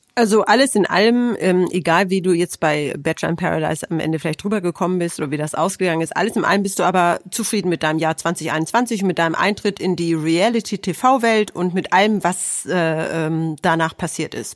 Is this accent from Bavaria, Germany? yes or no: no; Hanover, Lower Saxony, Germany; moved away; ich komme ja ursprünglich aus Hannover